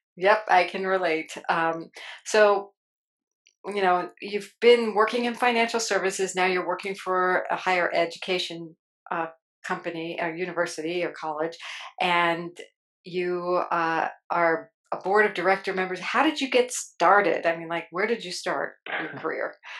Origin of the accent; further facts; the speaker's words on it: New Jersey, United States; I'm from Jersey too